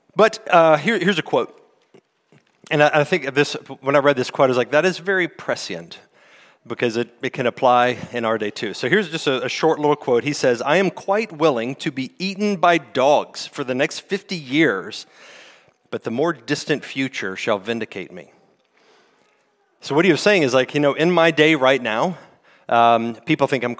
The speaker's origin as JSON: {"language": "English", "region": "West Virginia", "country": "United States", "moved": "yes", "said": "I'm from West Virginia. We call it niche in where I'm from."}